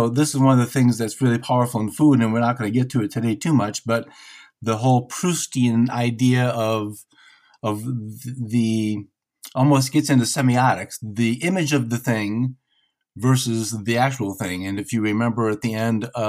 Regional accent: Detroit, Michigan, United States; I'm from Detroit

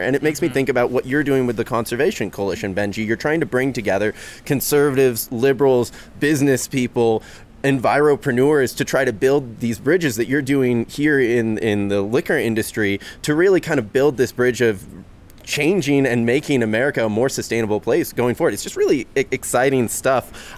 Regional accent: Seattle, Washington, United States; a third generation Seattleite

